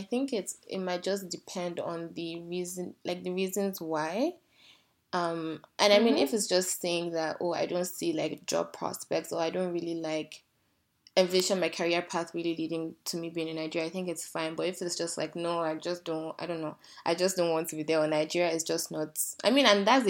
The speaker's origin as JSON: {"language": "English", "country": "Canada", "tie": "born or raised there", "said": "Yeah, exactly. So this is why I say I grew up in Canada."}